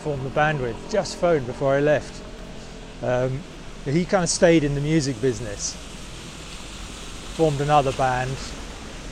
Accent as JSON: {"language": "English", "area": "Wiltshire", "region": "South West England", "country": "United Kingdom", "tie": "born or raised there", "moved": "as an adult", "lives_now": "London, United Kingdom", "said": "I grew up in Wiltshire."}